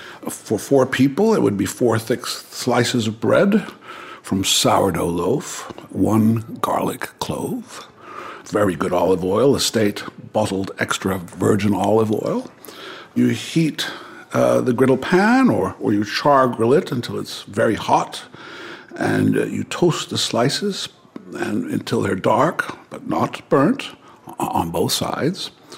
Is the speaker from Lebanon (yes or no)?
no; Rome, Lazio, Italy; born there; I was born in Rome. My father was making a film called The Bible.